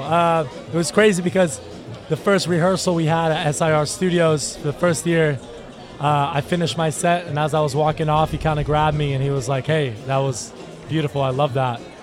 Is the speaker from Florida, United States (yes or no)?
yes; Fort Lauderdale, Florida, United States; moved away as an adult; now in Nashville, United States; I'm from Fort Lauderdale, Florida originally